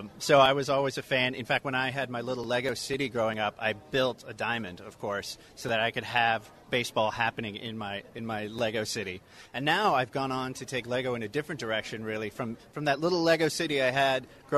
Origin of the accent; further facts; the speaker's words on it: Oregon, United States; I grew up in Oregon